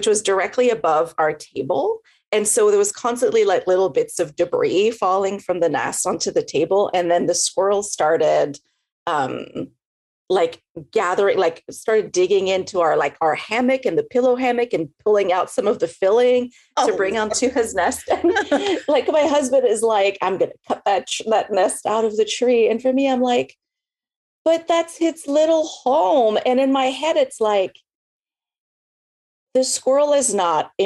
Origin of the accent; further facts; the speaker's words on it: Montreal, Quebec, Canada; moved away as an adult; also born or lived in Victoria, British Columbia; now in Texas, United States; I'm originally from Montreal in Quebec, and then I moved to Texas 15 years ago